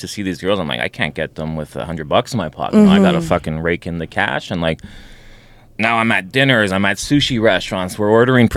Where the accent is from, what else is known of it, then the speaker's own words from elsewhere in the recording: Montreal, Quebec, Canada; I was raised in Montreal